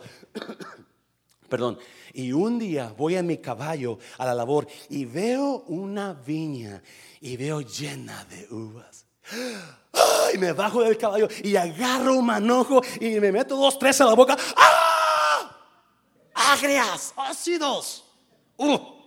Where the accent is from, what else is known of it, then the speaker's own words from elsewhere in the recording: coast of Nayarit, Mexico; also born or lived in Guanajuato; Yo crecí en la costa de Nayarit. Nací en Guanajuato, pero crecí en Nayarit.